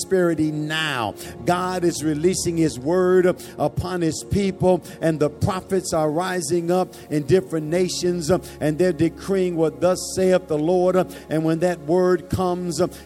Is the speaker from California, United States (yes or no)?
no; Chicago, Illinois, United States; I'm from Chicago, and Chicago is known for its cold weather